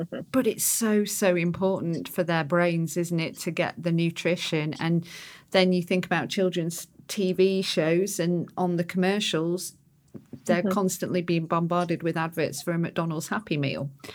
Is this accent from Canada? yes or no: no; United Kingdom; because I'm British